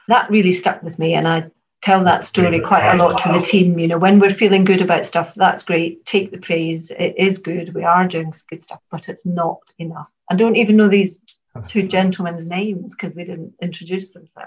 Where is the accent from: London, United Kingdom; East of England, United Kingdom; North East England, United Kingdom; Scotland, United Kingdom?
Scotland, United Kingdom; Glasgow; Glasgow's my hometown